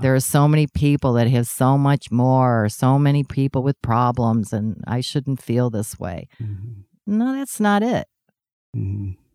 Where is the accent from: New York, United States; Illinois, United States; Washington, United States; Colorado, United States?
Illinois, United States; Chicago; I was the girl from Chicago